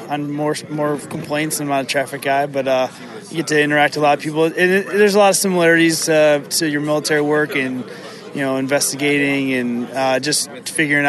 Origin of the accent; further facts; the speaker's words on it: New York City, New York, United States; I'm from New York City.